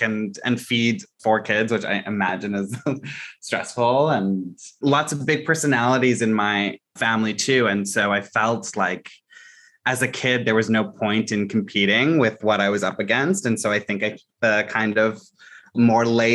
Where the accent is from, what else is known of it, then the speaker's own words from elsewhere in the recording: Mississauga, Ontario, Canada; also born or lived in Scarborough, Toronto; I was in Scarborough in the East General Hospital. And then we moved around a little bit. My parents' jobs kept changing, you know, kind of classic experience of trying to land something that felt fulfilling, but they weren't getting those opportunities. And we ended up settling in Mississauga. And that's where I grew up.